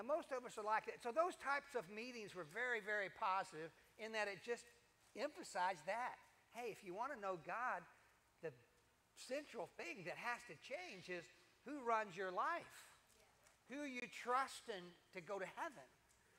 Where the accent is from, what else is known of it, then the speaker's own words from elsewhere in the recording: Kentucky, United States; I grew up in Kentucky